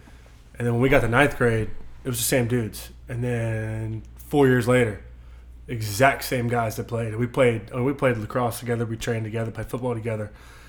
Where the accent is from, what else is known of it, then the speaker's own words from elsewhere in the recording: Mechanicsville, Virginia, United States; also born or lived in Tennessee; Yeah, so I was born in Tennessee, moved all around until about sixth grade, or summer coming into my sixth grade, and since then I've called Mechanicsville home, so it's been a long time